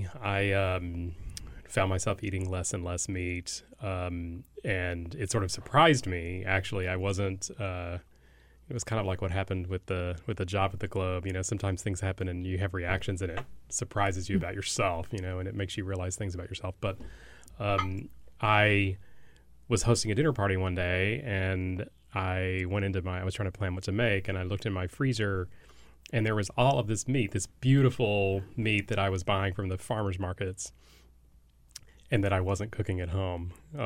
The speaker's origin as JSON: {"language": "English", "region": "Texas", "country": "United States", "tie": "born or raised there", "said": "I grew up in Texas"}